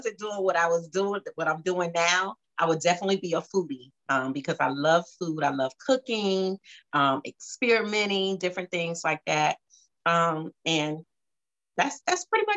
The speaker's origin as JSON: {"language": "English", "town": "Savannah", "region": "Georgia", "country": "United States", "tie": "born or raised there", "also_born_or_lived": "Jacksonville", "said": "I'm from Savannah, not born, but I've been here all my life"}